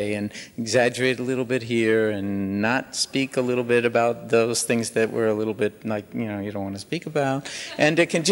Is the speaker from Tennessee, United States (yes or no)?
no; New York City, New York, United States; I was born in New York City in 1944